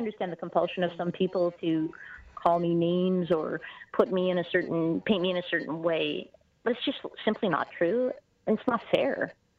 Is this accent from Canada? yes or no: yes; Canada; I believe as a Canadian that we have a core identity